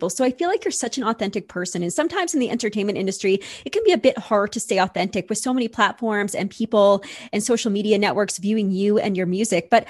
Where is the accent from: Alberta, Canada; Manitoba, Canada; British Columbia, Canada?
Manitoba, Canada; I'm from Manitoba.